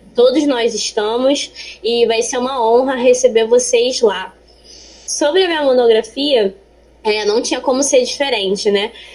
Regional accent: Rio de Janeiro, Brazil; tenho 24 anos, sou carioca, estou terminando aqui minha faculdade de Ciências Biológicas na UERJ, Maracanã

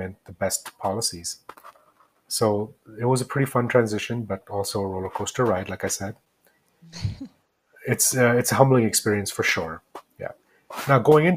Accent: New Jersey, United States; moved away as an adult; now in New Mexico, United States; I grew up in New Jersey.

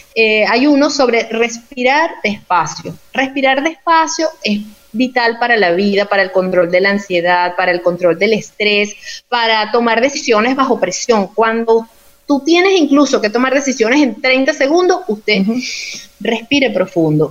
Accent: Yaracuy, Venezuela; moved away; soy de Yaracuy, tú sabes que soy de Yaracuy

